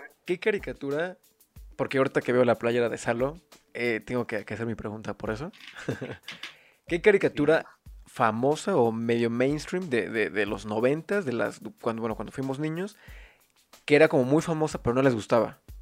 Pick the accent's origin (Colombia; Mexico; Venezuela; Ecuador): Mexico